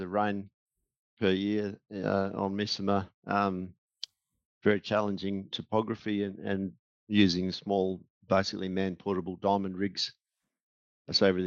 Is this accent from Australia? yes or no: yes; Pilbara, near Roebourne, Western Australia, Australia; also born or lived in Perth, Australia; I grew up in the Pilbara on a cattle station south of Roeburn